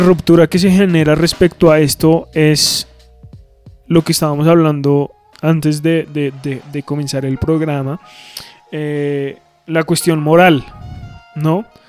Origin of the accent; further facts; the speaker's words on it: Colombia; como colombianos y como latinoamericanos